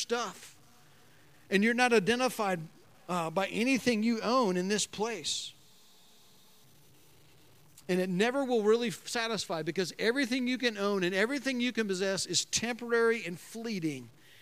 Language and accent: English; United States; I'm an American